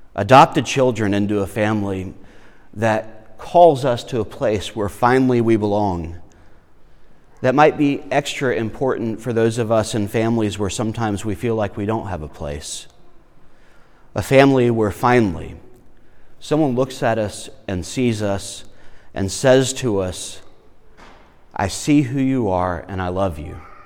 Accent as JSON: {"language": "English", "region": "South Carolina", "country": "United States", "tie": "born or raised there", "also_born_or_lived": "Florida", "said": "we moved from Florida, where my family is, to South Carolina"}